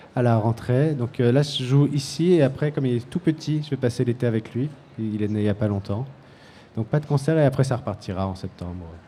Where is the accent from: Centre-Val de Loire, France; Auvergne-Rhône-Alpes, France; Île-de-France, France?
Île-de-France, France; Paris; on vient de Paris, c'est très très bitumé